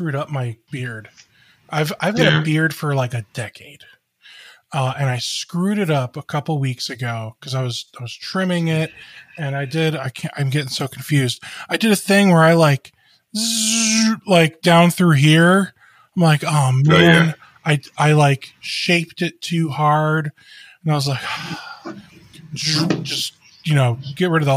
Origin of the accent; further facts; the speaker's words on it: Cleveland, Ohio, United States; I grew up in the Cleveland area. We moved around a lot